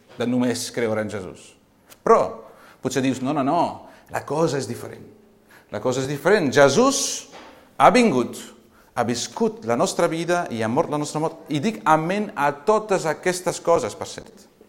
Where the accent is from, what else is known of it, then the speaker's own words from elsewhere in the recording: Girona, Catalonia, Spain; vinc de Girona